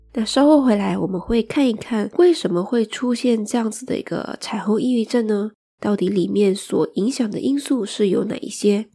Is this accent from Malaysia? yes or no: yes; Malaysia; 作为一个马来西亚人来说